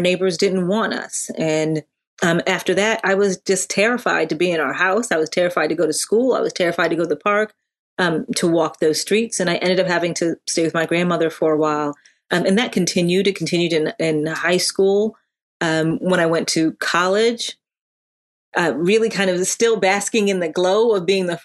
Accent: Connecticut, United States; also born or lived in Hartford, Connecticut / Windsor, Connecticut; I grew up in Connecticut. We were first in Hartford, Connecticut.

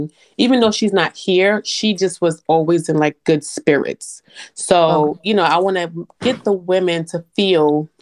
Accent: New York City, New York, United States; moved away as an adult; now in Atlanta, United States; I'm originally from New York City, born and raised. I moved to Atlanta in 2013

